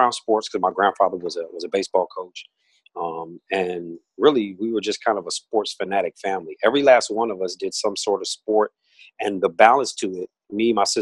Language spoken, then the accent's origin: English; Toledo, Ohio, United States; moved away as an adult; now in Washington, D.C. area, United States; Born and raised in Toledo, Ohio, also known as the Glass City